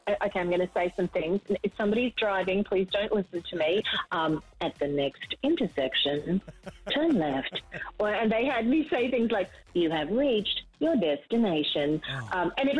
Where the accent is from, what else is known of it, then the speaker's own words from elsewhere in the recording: Mackay, Queensland, Australia; moved away as an adult; also born or lived in New York City; now in United States; I grew up in Mackay in North Queensland